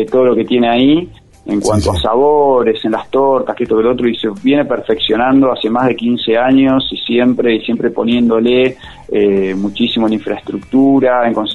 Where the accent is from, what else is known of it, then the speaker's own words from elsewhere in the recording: Buenos Aires, Argentina; now in Merlo, Argentina; yo soy de Buenos Aires, hace seis años que vivo acá